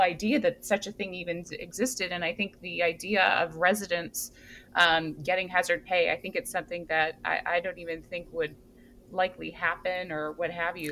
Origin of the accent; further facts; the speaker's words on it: Hawaii, United States; now in East Coast, United States; I am from Hawaii